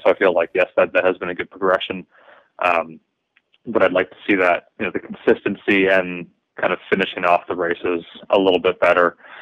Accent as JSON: {"language": "English", "town": "Toronto", "region": "Ontario", "country": "Canada", "tie": "born or raised there", "said": "I am coming to you from my hometown of Toronto"}